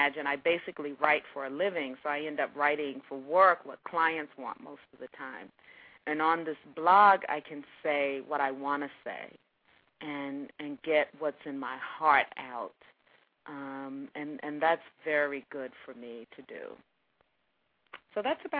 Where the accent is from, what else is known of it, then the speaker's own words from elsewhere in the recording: the South, United States; being a Southerner, you know, I cook all those Southern things